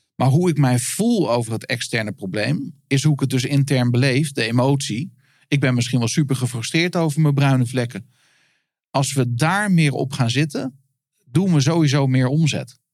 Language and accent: Dutch; Netherlands; ik als Nederlander